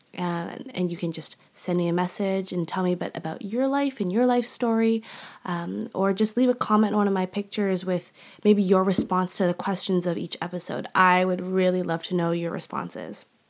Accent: Canada; also born or lived in Malaysia; I'm Canadian. That's a huge part of my identity. Um, but also a huge part of my heart is also Malaysia.

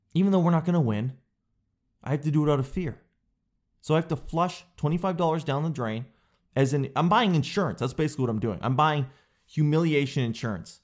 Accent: Canada; I'm a Canadian guy

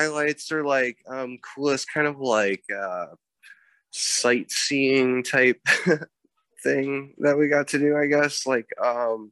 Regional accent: Dubuque, Iowa, United States; growing up in Dubuque

